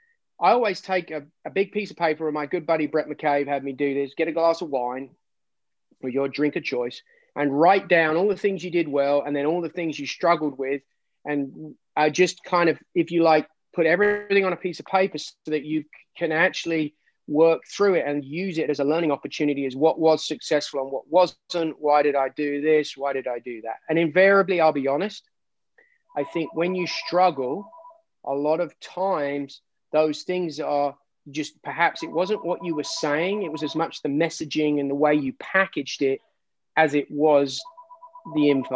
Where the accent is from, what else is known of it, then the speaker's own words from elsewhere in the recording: England, United Kingdom; I'm English.